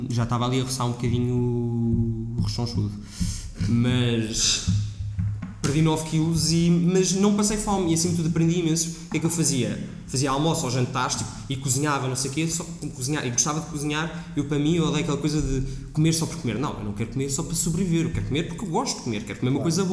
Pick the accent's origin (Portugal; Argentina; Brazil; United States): Portugal; enquanto português